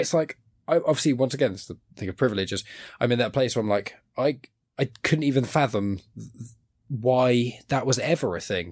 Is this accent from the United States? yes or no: no; Southampton, South East England, United Kingdom; I'm from Southampton in, in England